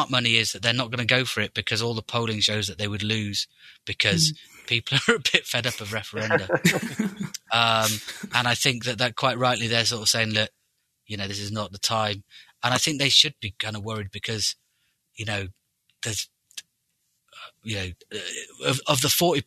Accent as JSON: {"language": "English", "area": "Anglesey", "region": "northwest Wales", "country": "United Kingdom", "moved": "yes", "said": "I'm Welsh. Wales, I'm from northwest Wales, a place called Anglesey"}